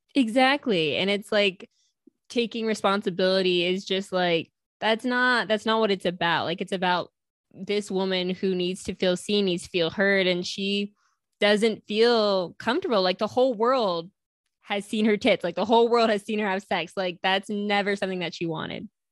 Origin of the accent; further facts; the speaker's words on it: New York, United States; I'm from New York